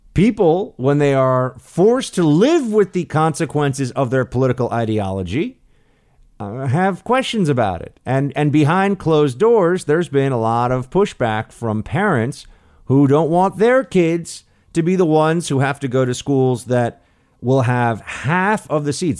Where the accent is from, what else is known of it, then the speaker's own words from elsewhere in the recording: New York City, New York, United States; moved away; my hometown, New York City